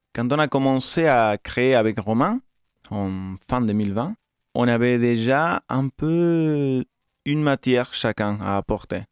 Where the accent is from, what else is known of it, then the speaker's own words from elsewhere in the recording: Argentina; moved away; ma ville natale en Argentine